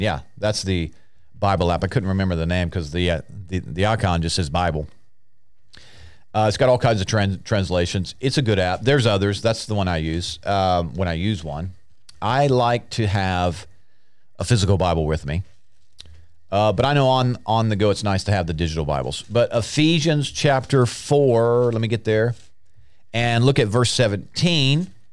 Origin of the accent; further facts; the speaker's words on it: United States; I'm an American. And before I was born again, I was an American.